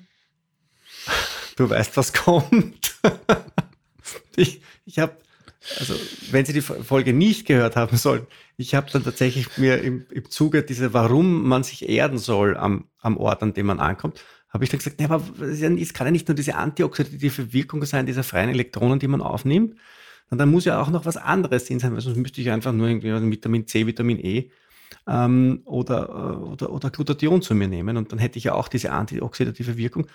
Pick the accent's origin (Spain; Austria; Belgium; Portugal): Austria; ich als Österreicher